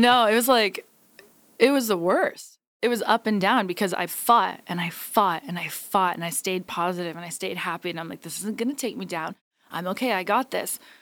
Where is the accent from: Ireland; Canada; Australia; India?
Canada; Hamilton, Ontario; Hamilton, Ontario, my hometown